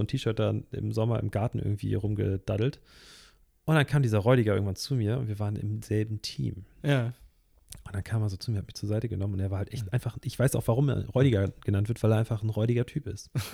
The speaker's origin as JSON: {"language": "German", "region": "Northern Germany", "country": "Germany", "said": "Wir kommen ja hier aus dem Norden"}